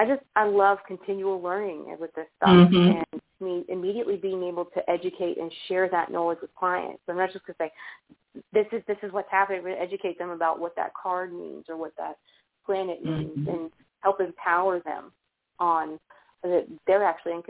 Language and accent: English; outside Birmingham, rural Alabama, United States; accent: Southern; there's a lot of that craziness in the middle of, like, nowhere, Alabama